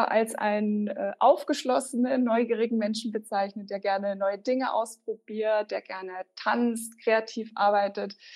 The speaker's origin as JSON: {"language": "German", "region": "Bavaria", "country": "Germany", "tie": "born or raised there", "lives_now": "Regensburg, Germany", "said": "Also nein, ich bin nicht in Regensburg aufgewachsen. Ich bin in der Nähe von Rosenheim aufgewachsen. Das ist eher so im Süden, Richtung Alpen."}